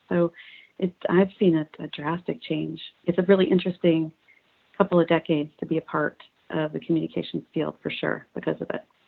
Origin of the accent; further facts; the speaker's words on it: Houston, Texas, United States; I grew up in Houston